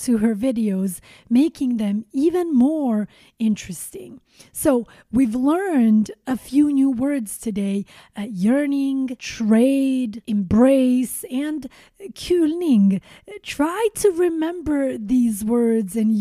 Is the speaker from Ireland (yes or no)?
no; Sweden; I grew up in Sweden